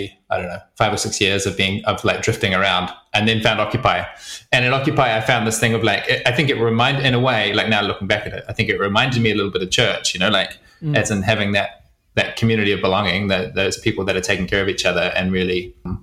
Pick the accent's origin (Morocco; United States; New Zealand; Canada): New Zealand; also born or lived in Wellington; I grew up in New Zealand on a farm, so in the middle of nowhere